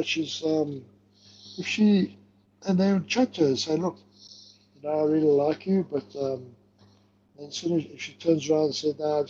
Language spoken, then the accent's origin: English; Mandini, KwaZulu-Natal, South Africa; born or raised there